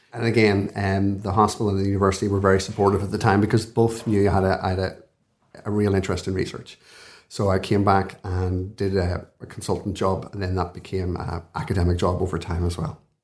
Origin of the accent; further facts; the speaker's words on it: Belfast, Northern Ireland, United Kingdom; moved away as an adult; now in Dublin, Ireland; I'm from Belfast, you can probably tell from my voice